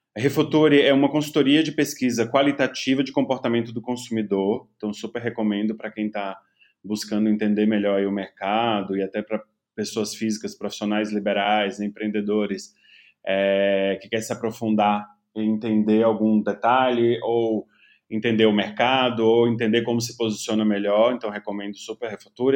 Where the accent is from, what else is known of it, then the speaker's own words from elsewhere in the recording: interior of Bahia, Brazil; eu não vim de uma classe média alta, mas vim de uma classe média do interior da Bahia